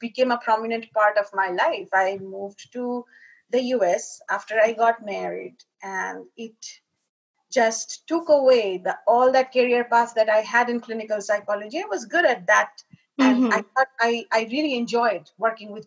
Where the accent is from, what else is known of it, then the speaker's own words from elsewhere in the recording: India; moved away; I was born and raised in India, in a very traditional family